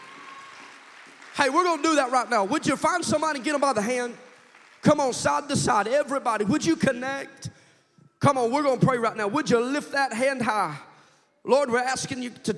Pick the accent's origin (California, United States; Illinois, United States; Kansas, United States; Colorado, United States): Kansas, United States; I'm from Kansas and I'm a hillbilly.